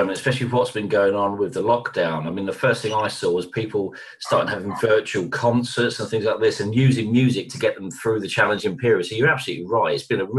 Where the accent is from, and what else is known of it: London, United Kingdom